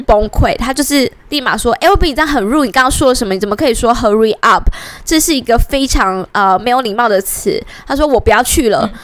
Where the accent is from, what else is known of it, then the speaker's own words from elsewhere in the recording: Taiwan; 在台湾，我们